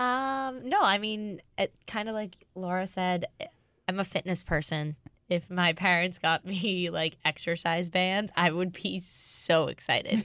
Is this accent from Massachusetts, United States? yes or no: yes; Boston, Massachusetts, United States; moved away as an adult; now in St. Louis, United States; I'm from Boston